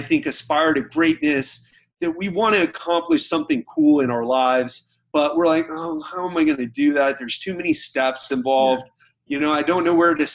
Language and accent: English; United States; now in Miami Beach, United States; I have a Scottish background, even though, you know, I'm American